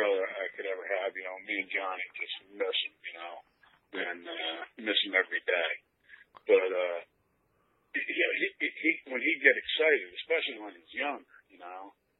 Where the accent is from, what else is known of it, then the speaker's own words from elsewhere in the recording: Point Pleasant, New Jersey, United States; born there; Well, I was born in Point Pleasant, New Jersey, and everybody my whole life told me, you don't sound like you're from here. And I'm like, oh, that's where I'm from.